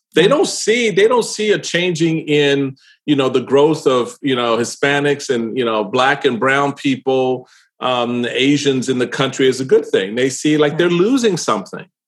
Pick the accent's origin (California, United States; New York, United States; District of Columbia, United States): District of Columbia, United States; Washington; I grew up in Washington D.C.